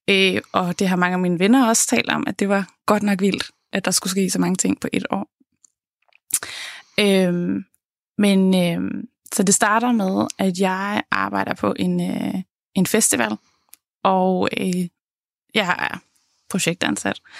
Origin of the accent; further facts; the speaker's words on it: Jutland, Denmark; jeg tager så hjem til Jylland, hvor jeg kommer fra